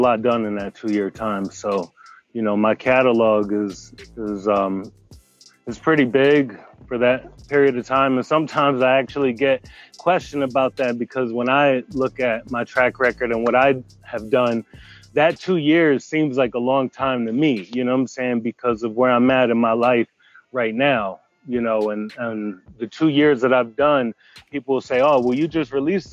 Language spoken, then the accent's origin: English; New Jersey, United States; now in Nashville, United States; I'm originally from Jersey, but I'm out in Nashville